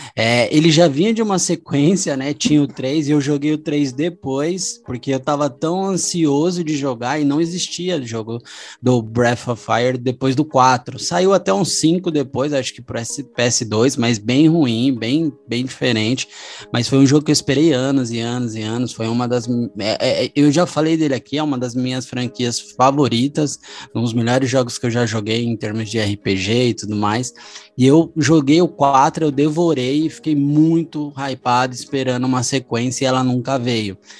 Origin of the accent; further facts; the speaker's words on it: Brazil; como brasileiro